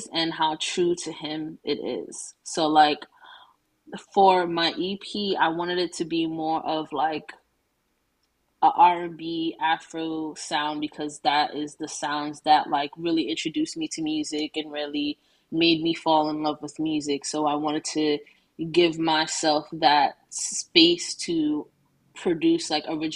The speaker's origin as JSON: {"language": "English", "town": "New York City", "region": "New York", "country": "United States", "tie": "born or raised there", "said": "growing up in Brooklyn"}